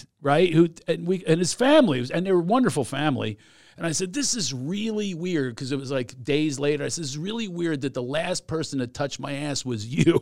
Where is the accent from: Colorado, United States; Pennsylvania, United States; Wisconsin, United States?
Pennsylvania, United States; Philadelphia; moved away; also born or lived in Southern California; I grew up in Philadelphia